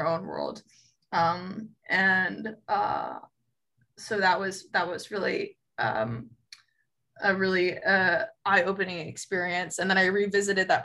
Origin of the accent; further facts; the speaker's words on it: Doylestown, Pennsylvania, United States; also born or lived in New York; now in Miami, United States; I'm also from Pennsylvania